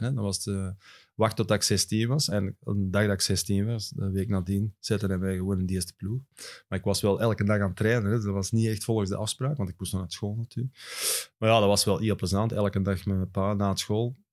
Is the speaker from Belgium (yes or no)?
yes; Hoogstraten, Flanders, Belgium; bij ons thuis in Hoogstraten